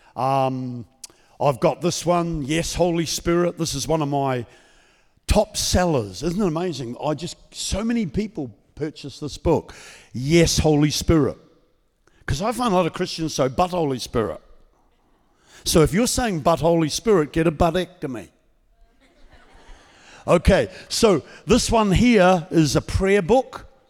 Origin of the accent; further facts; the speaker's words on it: New Zealand; now in Queensland, Australia; I'm from the state of Queensland in Australia. I've been there for thirty-seven years. Before that, I was a Kiwi from New Zealand.